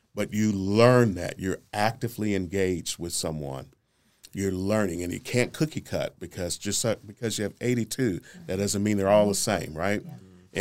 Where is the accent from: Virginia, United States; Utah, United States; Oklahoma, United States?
Oklahoma, United States; Oklahoma City; I'm from Northeast Oklahoma City, born and raised. Uh, I was born in North Creston Hills